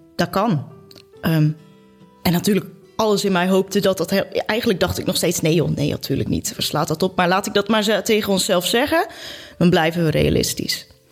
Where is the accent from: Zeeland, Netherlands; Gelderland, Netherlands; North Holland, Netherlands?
Zeeland, Netherlands; Goes; wij komen allebei uit Goes